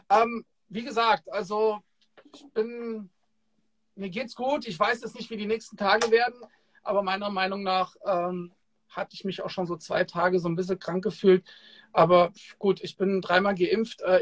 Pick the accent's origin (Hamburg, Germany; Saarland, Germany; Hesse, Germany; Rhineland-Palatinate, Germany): Hesse, Germany; Kassel; So, jetzt kennst du ja meine Homebase, wo ich herkomme. Kassel.